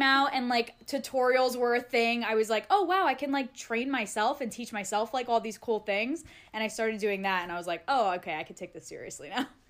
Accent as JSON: {"language": "English", "region": "Pennsylvania", "country": "United States", "tie": "born or raised there", "also_born_or_lived": "Staten Island, New York", "moved": "as an adult", "lives_now": "Los Angeles, United States"}